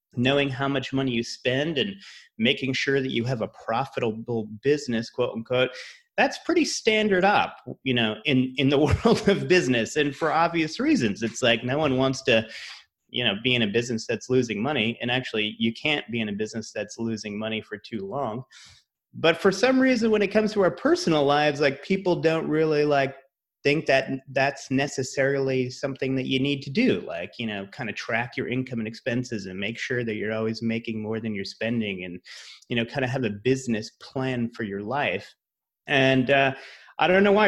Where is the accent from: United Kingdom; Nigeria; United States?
United States; Rhode Island; moved away as an adult; also born or lived in Massachusetts / New York / Los Angeles; I'm from Rhode Island, went to school in Massachusetts